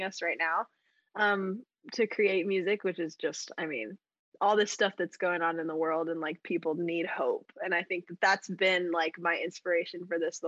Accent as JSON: {"language": "English", "town": "Colorado Springs", "region": "Colorado", "country": "United States", "tie": "born or raised there", "moved": "as an adult", "lives_now": "Nashville, United States", "said": "I grew up in Colorado Springs, around the mountains"}